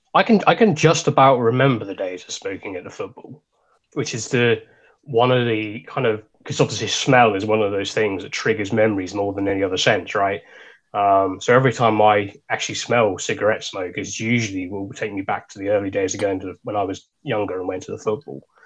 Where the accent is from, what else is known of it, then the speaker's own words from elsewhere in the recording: Suffolk, East of England, United Kingdom; we're from Suffolk